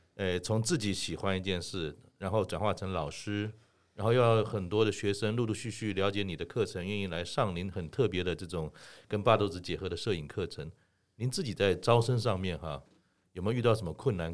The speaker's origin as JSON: {"language": "Chinese", "region": "Keelung", "country": "Taiwan", "tie": "born or raised there", "said": "我也是基隆人，从小爸爸带着我去八斗子玩"}